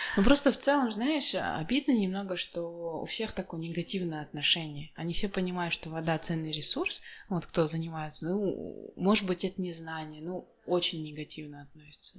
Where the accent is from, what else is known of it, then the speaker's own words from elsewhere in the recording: Jambyl Region, Kazakhstan; я же больше из Жамбылской области